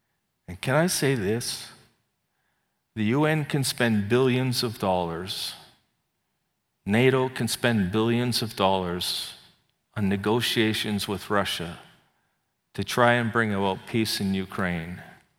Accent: Canada; also born or lived in England; I said, no, I'm Canadian. He says, give me your passport. Well, I'm also British. I was born in England.

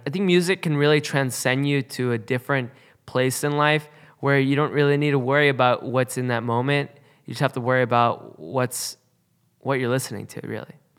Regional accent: West Coast, United States; growing up on the West Coast

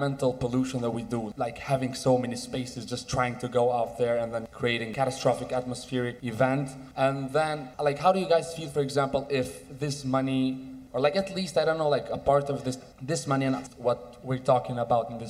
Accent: Istanbul, Turkey; I come from Istanbul, Turkey

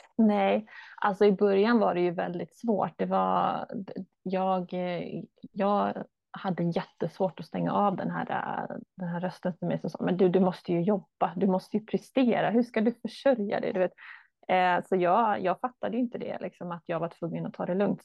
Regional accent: Stockholm area, Stockholm County, Sweden; moved away as an adult; now in Borås, Sweden; jag kommer från Stockholmshållet

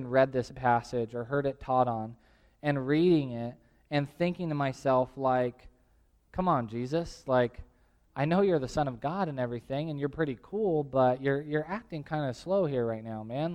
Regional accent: Tulare, California, United States; now in Visalia, United States; the house that I grew up in Tulare

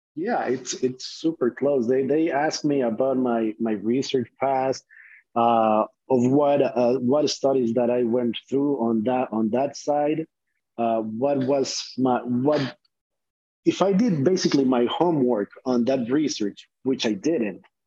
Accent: Honduras; English is a second language; moved away as an adult; now in United States; I'm from Honduras

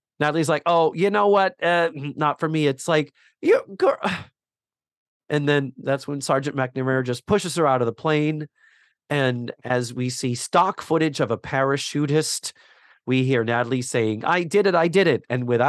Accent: Milwaukee, Wisconsin, United States; I'm afraid of cheese and I'm from Milwaukee.

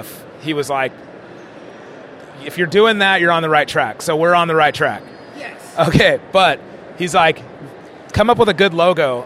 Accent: California, United States; we talk naturally because we're from California. Like, dope, fool

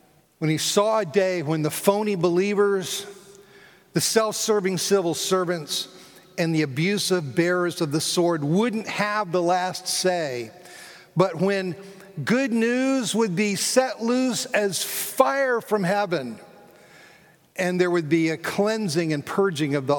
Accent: South Florida, United States; moved away; also born or lived in Philadelphia; I grew up in South Florida

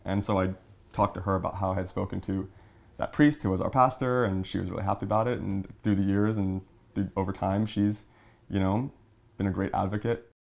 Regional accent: Long Island, New York, United States; I'm from Long Island, New York, and I work for Nickelodeon.

